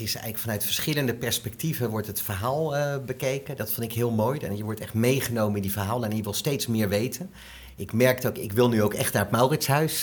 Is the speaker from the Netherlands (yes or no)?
yes; Delft, South Holland, Netherlands; Ik ben geboren en getogen Delftenaar. Ik ben ook gek op mijn stad